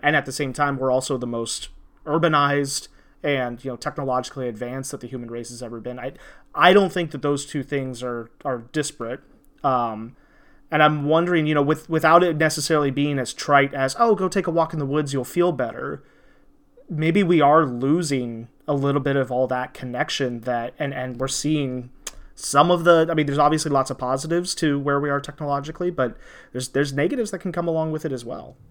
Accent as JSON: {"language": "English", "region": "Indiana", "country": "United States", "tie": "born or raised there", "said": "I grew up in Indiana"}